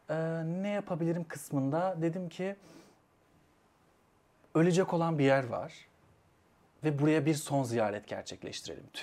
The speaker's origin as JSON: {"language": "Turkish", "region": "Niğde", "country": "Turkey", "said": "E, şöyle ben aslen Niğdeliyim."}